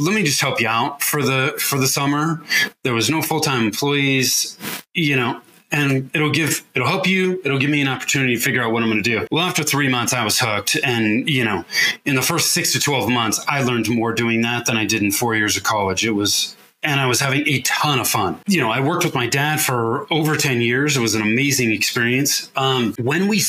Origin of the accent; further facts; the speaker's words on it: Northern California, United States; also born or lived in Denver metro area, Colorado; now in Denver, United States; I grew up in Northern California, but I now live in the Denver metro area in Colorado